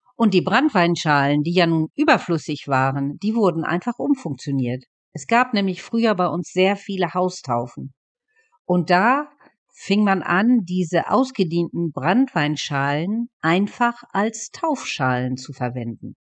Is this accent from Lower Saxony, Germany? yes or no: yes; East Frisia, Lower Saxony, Germany; bei uns in Ostfriesland